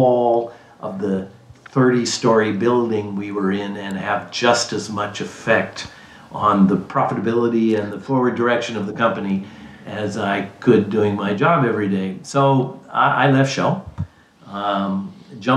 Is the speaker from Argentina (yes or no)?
no; east coast of Canada, Atlantic Canada, Canada; moved away as an adult; also born or lived in Calgary; I am Canadian. I grew up on the east coast of Canada in a town that was probably not any smaller or bigger than Liberty, Texas.